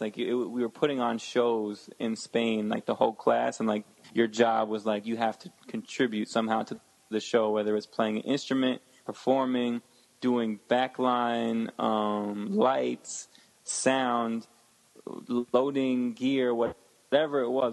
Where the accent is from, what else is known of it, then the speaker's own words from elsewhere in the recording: Connecticut and Westchester, United States; originally I'm from uh, Connecticut, and oh, I grew up in like Connecticut and Westchester, which is like outside of New York.